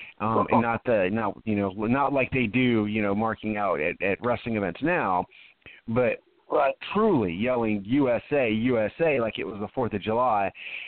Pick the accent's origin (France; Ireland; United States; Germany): Germany; My early years I did in Germany.